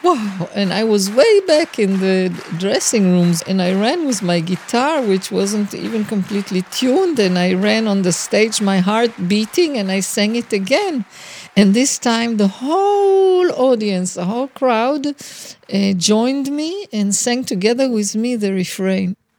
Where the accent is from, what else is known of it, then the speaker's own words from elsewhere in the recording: Israel; also born or lived in London; I was born in London and arrived in Israel when I was two and a half years old